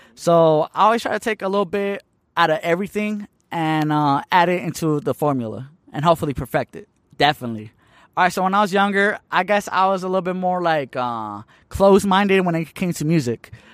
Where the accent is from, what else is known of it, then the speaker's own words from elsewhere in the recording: Tucson, Arizona, United States; also born or lived in Hermosillo, Sonora, Mexico; I've been in Tucson, Arizona since I was, like, one and a half years old. So, I basically grew up here